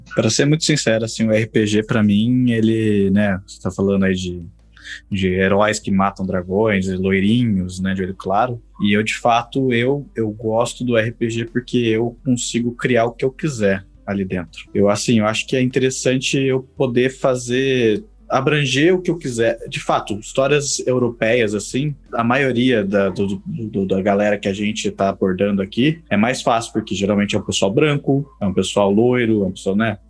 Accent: São Paulo, Brazil; a gente é aqui da, do estado de São Paulo

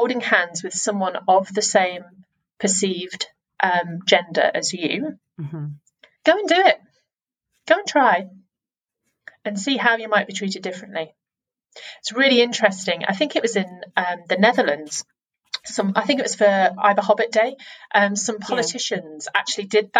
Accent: England, United Kingdom; I'm an English speaking white woman in England

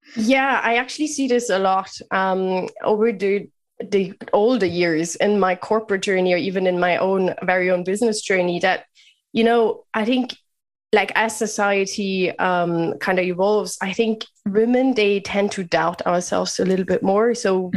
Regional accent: Bavaria, Germany; moved away as an adult; also born or lived in United Kingdom / Netherlands / France; now in Dublin, Ireland; Germany is where I grew up in lovely Bavaria

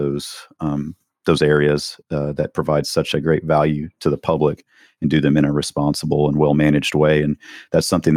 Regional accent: Hays County, Texas, United States; growing up in Hays County in the 70s, 80s, and 90s

